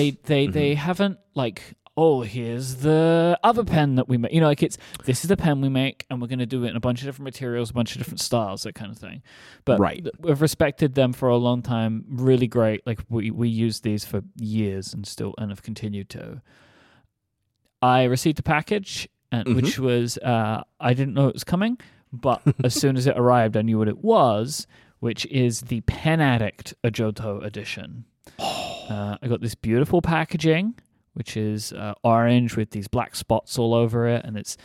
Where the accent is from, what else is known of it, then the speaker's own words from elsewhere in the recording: London, United Kingdom; Yeah, look, I'm a Londoner, all right?